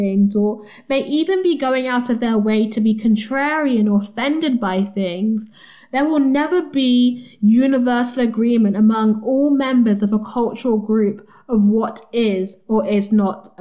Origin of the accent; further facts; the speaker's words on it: Nigeria; There was me, of course, from Nigeria.